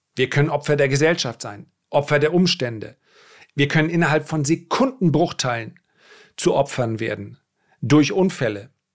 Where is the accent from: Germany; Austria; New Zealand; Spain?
Germany; Northern Germany; bei uns in Norddeutschland